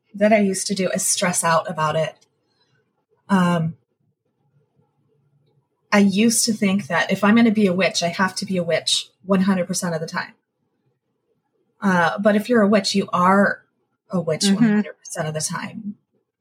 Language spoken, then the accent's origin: English; New Mexico, United States; now in Virginia, United States; I grew up in New Mexico. So after I moved here